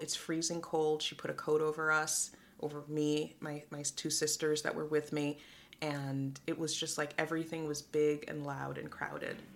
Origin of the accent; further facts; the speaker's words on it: New York City, New York, United States; moved away as an adult; also born or lived in Guyana; Moved to the Bronx when I was uh, just before my sixth birthday, and there I grew up until I was 18